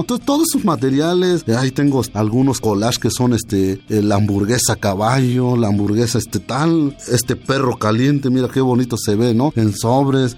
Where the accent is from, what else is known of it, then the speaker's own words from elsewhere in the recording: Sierra Mazateca, Oaxaca, Mexico; Estaba yo dando talleres en mi pueblo. Empecé a ir a invitarle a mis paisanos